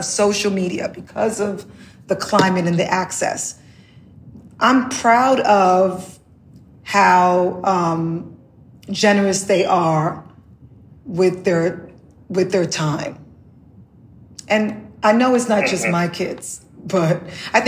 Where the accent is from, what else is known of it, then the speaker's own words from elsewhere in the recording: New York City, New York, United States; also born or lived in the Caribbean; growing up in the Bronx